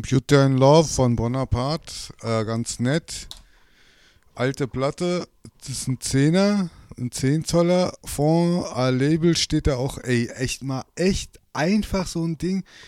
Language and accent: German; Berlin, Germany; da, wo ich herkomme, aus Berlin